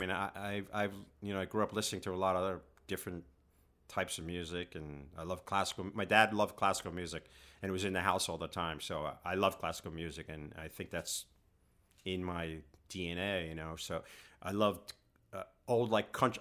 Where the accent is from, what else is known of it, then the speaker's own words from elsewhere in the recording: New York City, New York, United States; growing up in Queens and it was a working class society